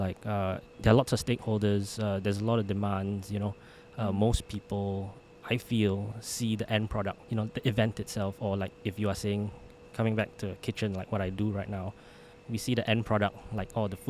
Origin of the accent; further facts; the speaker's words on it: Singapore; But being Singaporean still, I had to come back for national service.